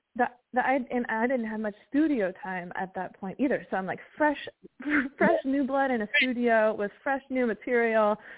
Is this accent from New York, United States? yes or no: no; West Virginia, United States; moved away; growing up in West Virginia